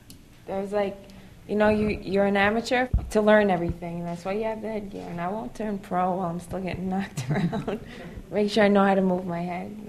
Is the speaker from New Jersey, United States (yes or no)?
no; New York City, New York, United States; I'm from Brooklyn.